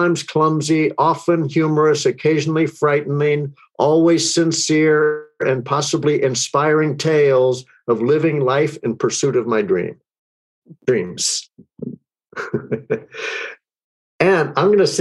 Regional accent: Texas, United States; I grew up in Texas where sports are religion, guns are accessories, politics are red, minds are set, and being different is discouraged

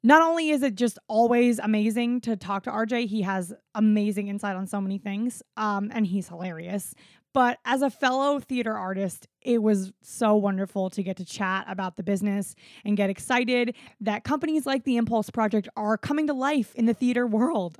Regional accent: South Florida, United States; moved away; also born or lived in South Carolina; I'm also white and grew up in South Florida

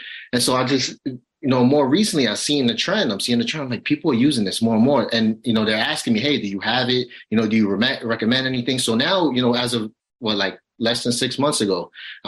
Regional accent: New York City, New York, United States; I come from a rough neighborhood. I grew up in Brownsville

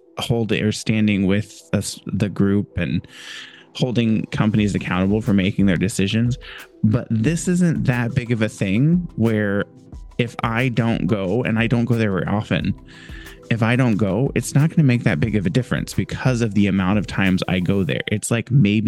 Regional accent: Indiana, United States; also born or lived in California / Northeast US; now in Northeast, United States; I am originally from Indiana, lived in California for 2 years, and now live in the... on the East Coast in the Northeast

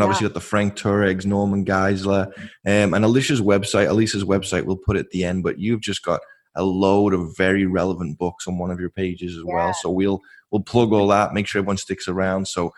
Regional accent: England, United Kingdom; now in California, United States; I'm English

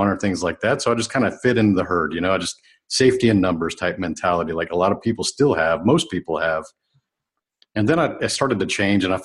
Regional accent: United States; I was really born as American

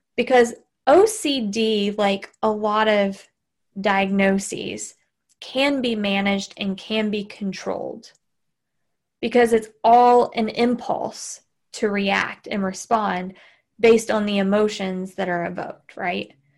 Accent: Southern, United States; accent: Southern; my Southern accent

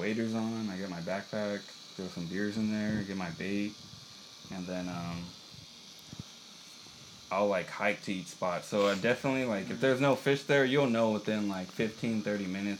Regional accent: Buena Park, California, United States; also born or lived in Placentia; I was born around there, and like, I kind of grew up, like, I remember a little bit of childhood, and then we moved to like the apartments around Buena Park, and then, yeah, I just, like, I grew up there.

